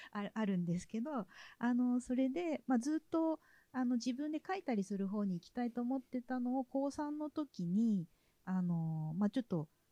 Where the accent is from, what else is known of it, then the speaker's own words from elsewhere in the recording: Niigata, Japan; moved away as an adult; also born or lived in Tokyo; now in Osaka, Japan; 新潟出身なので